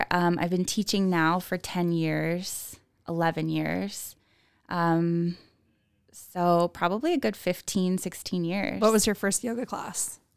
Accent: Livermore, California, United States; moved away as an adult; now in Boise, United States; originally, I am from the East Bay area, so probably 20, 30 minutes east of Oakland, a little tiny town called Livermore, California, born and raised there.

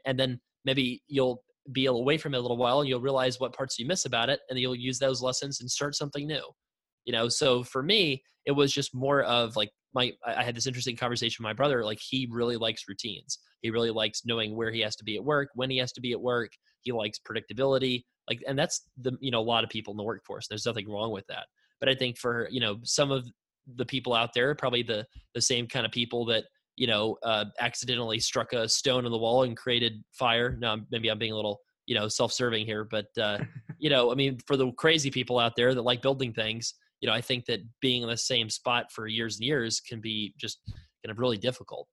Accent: Florida, United States; I was born in Florida.

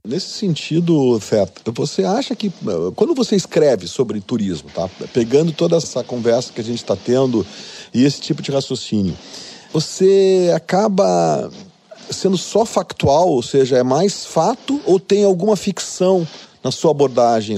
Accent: Brazil; Eu, eu como brasileiro

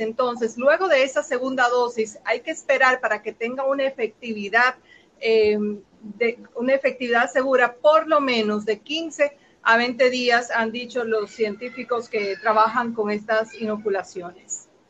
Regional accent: Dominican Republic; nosotros como República Dominicana

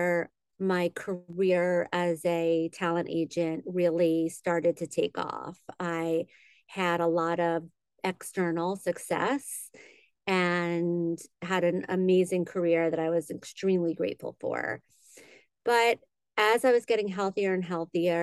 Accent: Great Neck, New York, United States; moved away as an adult; now in Los Angeles, United States; I'm originally from New York. I grew up in on Long Island in Great Neck

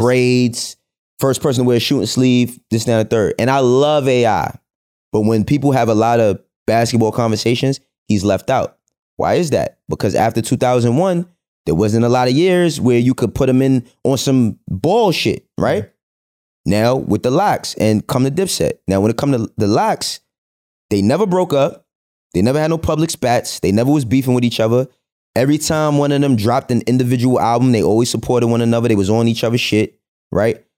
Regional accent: New York City, New York, United States; I grew up in El Barrio, Spanish Harlem

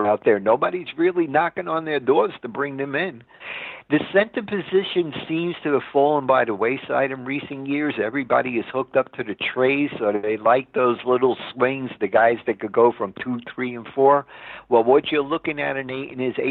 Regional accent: New York City, New York, United States; I'm from Brooklyn, New York

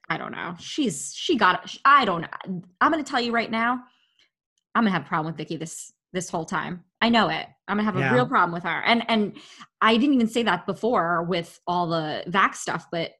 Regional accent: Long Island, New York, United States; I'm from Long Island

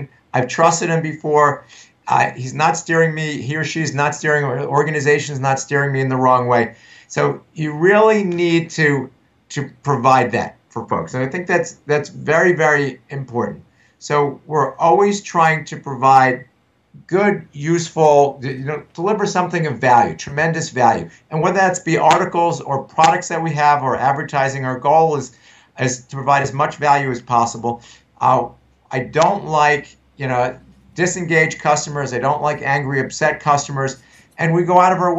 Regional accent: United States; I'm from the New York area. I'm from New York, New Jersey

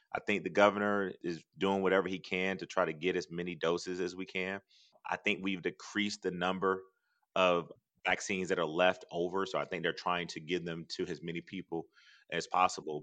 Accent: Athens, Georgia, United States; growing up in Athens and growing up poor

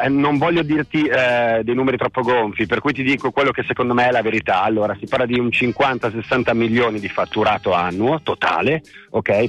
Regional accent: Milan, Lombardy, Italy; io sono di Milano

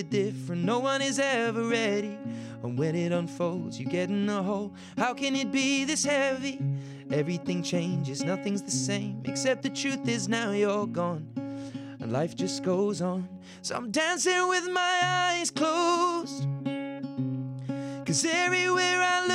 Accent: United Kingdom; comes from being British. I think in Britain, we're sort

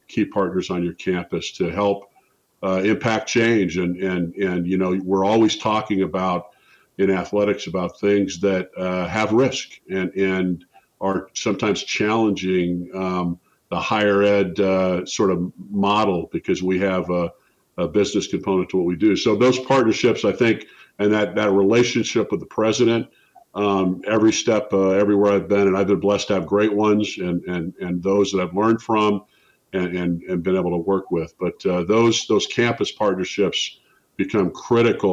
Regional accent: Spokane, Washington, United States; moved away; my hometown of Spokane

